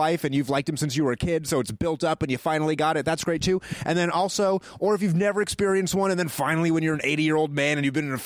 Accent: New Hampshire, United States; moved away; also born or lived in Georgia; I grew up in New Hampshire

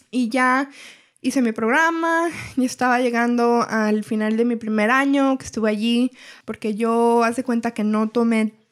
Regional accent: Everett, Washington, United States; estamos en Seattle, y yo nací en Everett y siempre he estado aquí

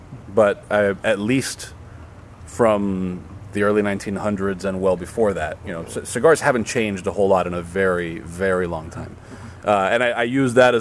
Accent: Miami, Florida, United States; growing up in Miami, Ricardo and I both graduated from the same high school.

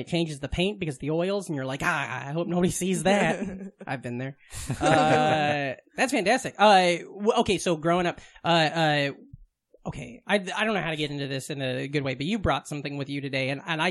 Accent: Vermont, United States; That's what growing up in Vermont's like, a lot of ass talk.

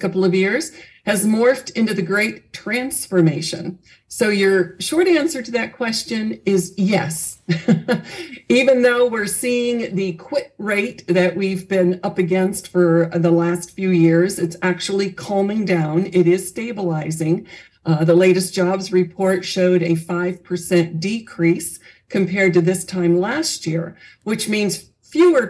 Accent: Southern California, United States; I grew up in Southern California

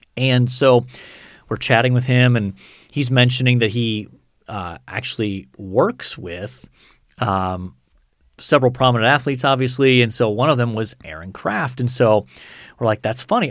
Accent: United States; all of us as American professors

